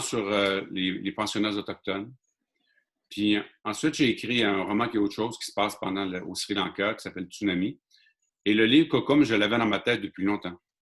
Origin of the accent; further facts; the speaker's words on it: Mashteuiatsh, Quebec, Canada; je suis un Inou de Machtouyash